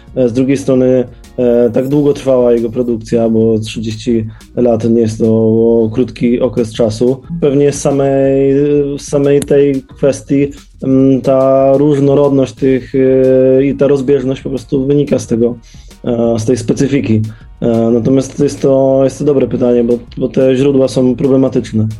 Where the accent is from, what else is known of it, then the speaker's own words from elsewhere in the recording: Wrocław, Lower Silesian Voivodeship, Poland; Wszyscy jesteśmy z Wrocławia, wszyscy jeździliśmy tym pociągiem